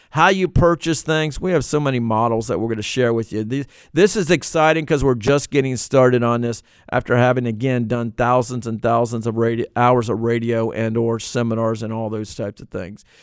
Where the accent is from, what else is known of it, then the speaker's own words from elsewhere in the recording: Virginia, United States; I'm from Virginia. It's where I grew up, and not where I was born, but where I grew up